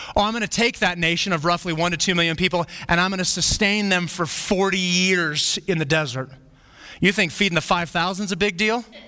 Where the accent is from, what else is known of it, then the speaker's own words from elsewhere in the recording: Flagstaff, Arizona, United States; I grew up in Flagstaff